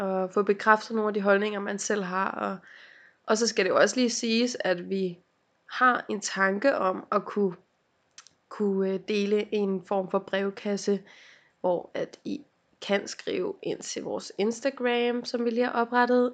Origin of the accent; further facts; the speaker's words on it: Helsinge, Capital Region of Denmark, Denmark; jeg er fra Helsing